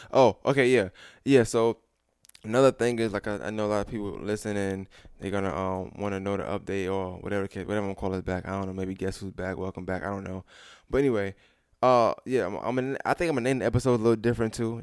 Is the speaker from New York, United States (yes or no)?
yes; New York, United States; moved away; I'm a New Yorker. It's, it's still in me.